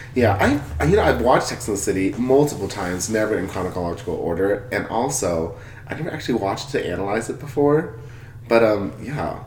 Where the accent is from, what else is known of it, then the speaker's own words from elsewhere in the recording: California, United States; now in Nevada, United States; I'm from California